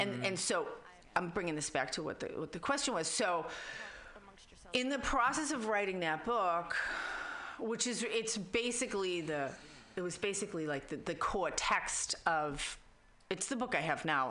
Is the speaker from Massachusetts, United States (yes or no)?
yes; Boston, Massachusetts, United States; accent: Boston; now in San Francisco, United States; I was raised in Boston